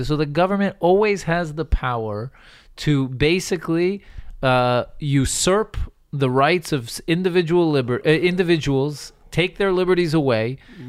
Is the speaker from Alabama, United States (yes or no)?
yes; Alabama, United States; when I was a kid, I grew up in the South, in Alabama, in the heart of Dixie